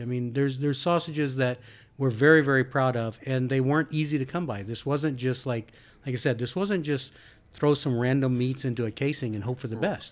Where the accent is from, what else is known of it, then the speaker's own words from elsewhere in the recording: Texas, United States; I born and raised in Texas